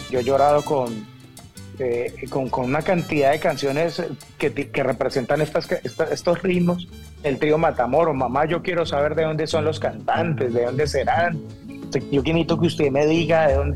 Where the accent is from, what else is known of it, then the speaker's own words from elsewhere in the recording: Cali, Valle del Cauca, Colombia; nosotros como caleños